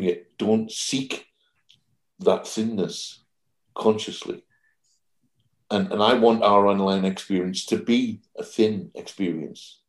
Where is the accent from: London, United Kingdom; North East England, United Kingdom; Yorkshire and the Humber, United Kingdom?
North East England, United Kingdom; Jarrow; accent: Geordie; I'm a Geordie. I live in the Northeast, which is, you know, the kind of cradle of Celtic Christianity, Jarrow, my hometown, Bede